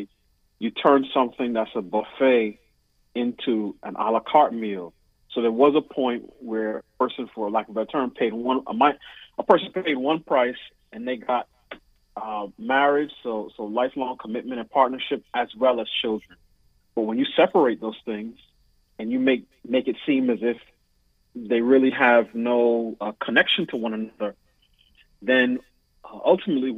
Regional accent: New York City, New York, United States; moved away as an adult; now in Washington, D.C., United States; I was raised in New York City

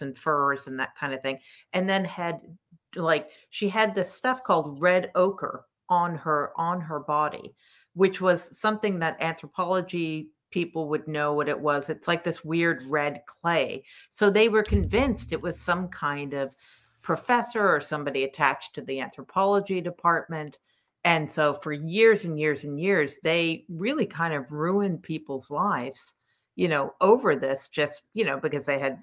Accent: Cambridge, Massachusetts, United States; I grew up in Cambridge

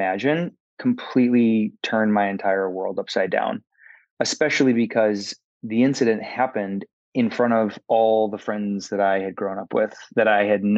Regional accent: Michigan, United States; moved away as an adult; also born or lived in Minnesota / Los Angeles, California; now in Atlanta, United States; I was born and raised in the Midwest in a tiny town in Michigan, about 1,000 people.

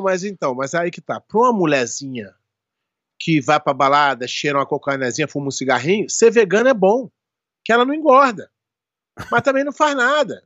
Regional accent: Rio de Janeiro, Brazil; now in Florida, United States; eu sou brasileiro do Rio de Janeiro

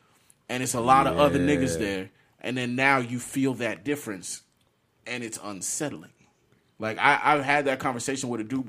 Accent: Orlando, Florida, United States; I grew up privileged. I'm in Orlando.

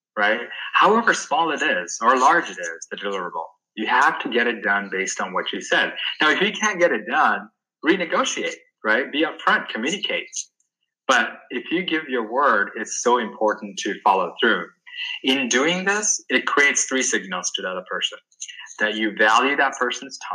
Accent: Sri Lanka; moved away; I grew up back in Sri Lanka

